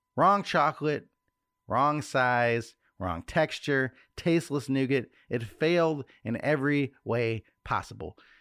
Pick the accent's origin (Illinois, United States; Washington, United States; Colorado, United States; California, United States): Illinois, United States; Chicago; we're from Chicago.